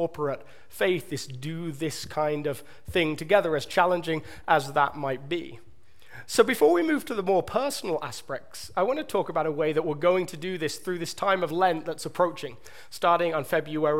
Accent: England, United Kingdom; accent: southern British; moved away; my British accent, my southern British that you all love so much

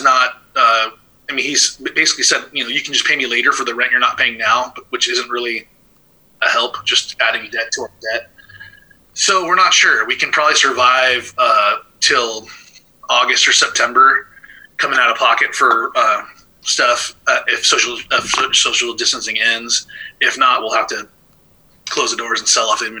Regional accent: Thousand Oaks, California, United States; also born or lived in Oregon; I grew up in Thousand Oaks, Newbury Park, just south of Ventura

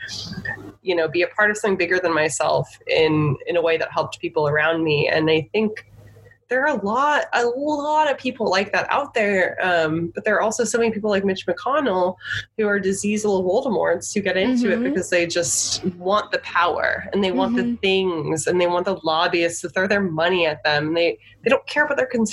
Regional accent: United States; I'm in this country. I was born here. I'm an American

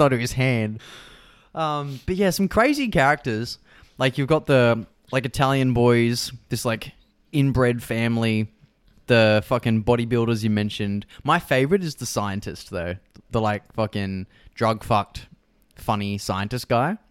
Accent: Australia

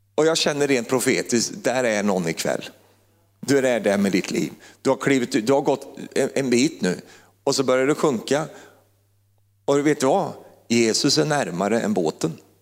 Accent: Finnerödja, Örebro County, Sweden; moved away as an adult; also born or lived in Uppsala; lilla Finnerödja där jag kommer ifrån

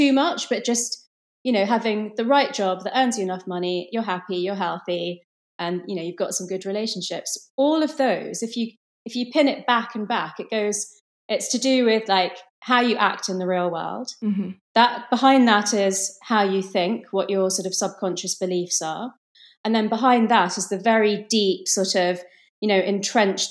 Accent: London, United Kingdom; I was born in London in the UK, but my parents are Indian

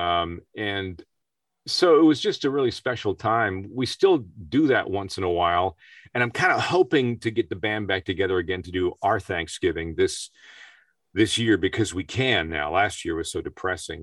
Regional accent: Peterborough, Ontario, Canada; my hometown in a little place called Peterborough, Ontario, Canada

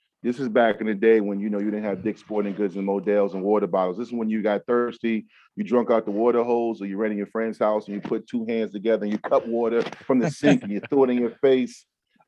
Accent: Newport News, Virginia, United States; also born or lived in Durham, North Carolina / Hampton, Virginia; they returned home, and I grew up in Newport News, and we moved to Hampton. So I grew up in Newport News and Hampton. So I'm a Tidewater guy

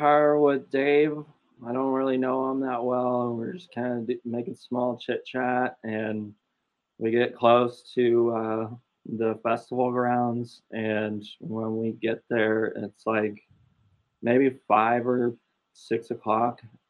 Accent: Austin, Texas, United States; now in Pauls Valley, United States; I'm from Austin too

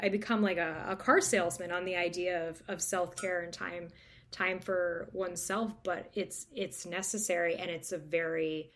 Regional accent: New Hampshire, United States; I'm from New Hampshire

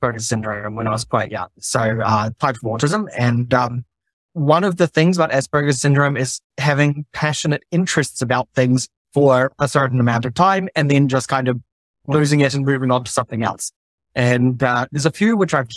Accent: New Zealand; moved away as an adult; also born or lived in Tonga / Australia / Netherlands; now in Germany; I'm originally from New Zealand. I grew up there for the first 10 years of my life, then spent close to 2 years in the Kingdom of Tonga, my little Pacific Island

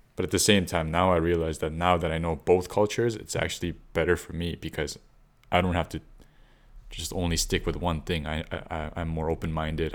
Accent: Canada; also born or lived in South Korea; living in Canada more than half my life

